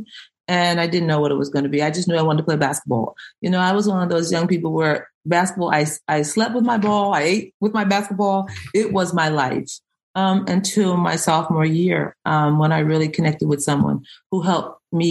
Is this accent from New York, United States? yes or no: yes; Greenport, New York, United States; now in Baltimore, United States; I am originally from New York, Long Island. I was born in the last little town on the island, Greenport.